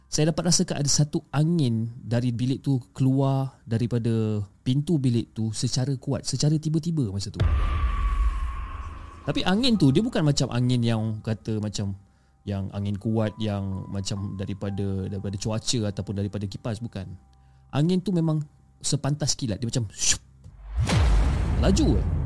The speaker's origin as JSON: {"language": "Malay", "town": "Sibu", "region": "Sarawak", "country": "Malaysia", "said": "bukan nama sebenar dan saya berasal daripada Sibu, Sarawak."}